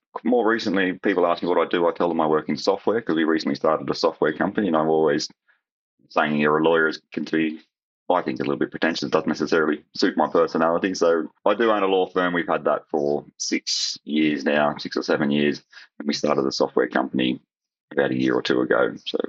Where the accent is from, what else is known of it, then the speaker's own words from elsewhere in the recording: Australia; Not quite the same as Australian home.